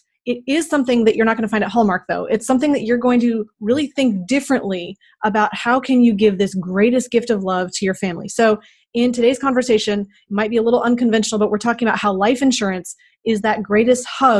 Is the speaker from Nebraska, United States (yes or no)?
no; Moose Lake, Minnesota, United States; moved away; I grew up in Minnesota, and I realize that 18,000 is actually very large compared to some cities. I think, I can't even remember how many. I think our town had 1,800. And I lived there, we put in the second stoplight.